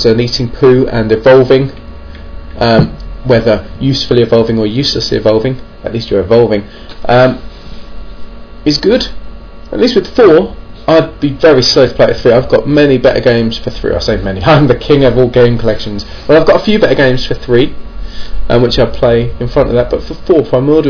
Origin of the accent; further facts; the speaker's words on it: England, United Kingdom; I'm English